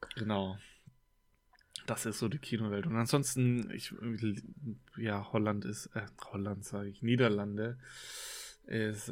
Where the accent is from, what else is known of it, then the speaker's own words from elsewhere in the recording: Germany; bei uns in Deutschland